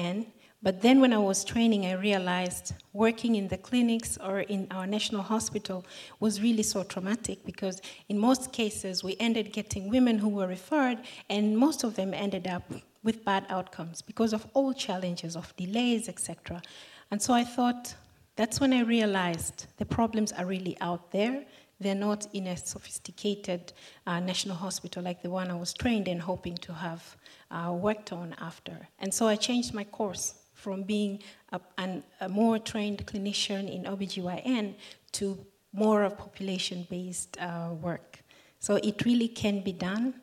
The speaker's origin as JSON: {"language": "English", "country": "Tanzania", "said": "I'm from Tanzania"}